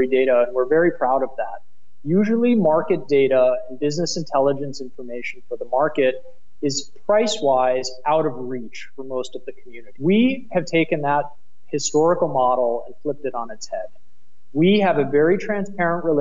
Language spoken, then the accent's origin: English; United States; accent: American; moved away as an adult; now in Berlin, Germany; my American accent does give me away